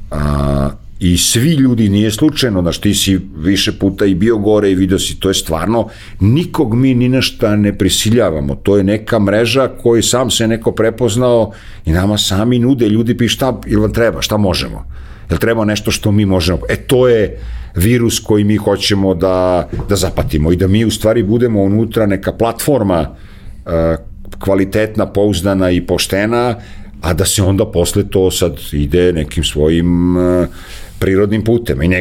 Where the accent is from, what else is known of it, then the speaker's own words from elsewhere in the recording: Serbia; jedini Srbin koji je to završio